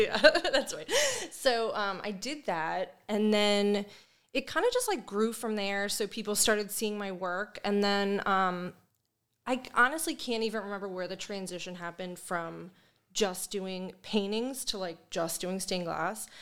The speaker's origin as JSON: {"language": "English", "town": "Perry Hall", "region": "Maryland", "country": "United States", "tie": "born or raised there", "also_born_or_lived": "Hamilton, Baltimore", "said": "I grew up in Perry Hall with my mom"}